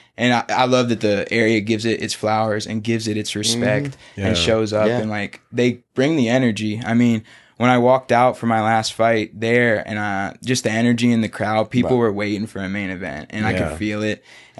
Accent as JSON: {"language": "English", "town": "Pace", "region": "Florida", "country": "United States", "tie": "born or raised there", "said": "I grew up here. I went to the beach. Like, I am from Pensacola. I'm from Pace."}